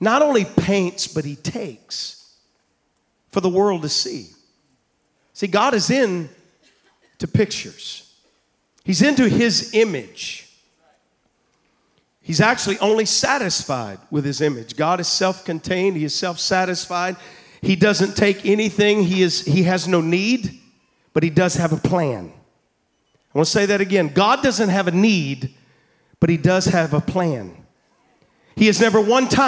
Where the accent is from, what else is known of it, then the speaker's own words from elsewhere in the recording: Double Springs, Alabama, United States; now in Louisiana, United States; I'm from Double Springs, Alabama, all right? I'm a hillbilly here in Cajun country, all right? I'm from Double Springs, not even Two Springs there.